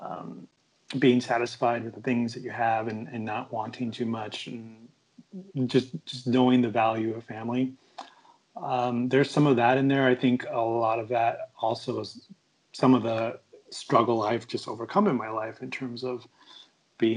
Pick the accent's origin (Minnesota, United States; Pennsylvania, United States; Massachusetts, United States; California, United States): California, United States; Long Beach; now in Phoenix, United States; growing up in the LBC